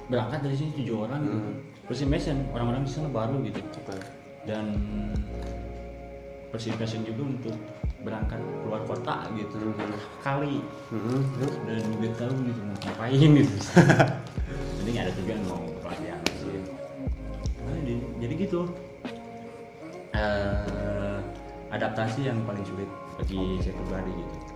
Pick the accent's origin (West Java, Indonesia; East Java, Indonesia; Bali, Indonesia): West Java, Indonesia; Uh, sedangkan saya pribadi kan dari Sunda gitu Sunda nage Sunda lemas gitu uh, eh, di orang tua terus keluarga keluarga besar saya sebenarnya Sunda lemas gitu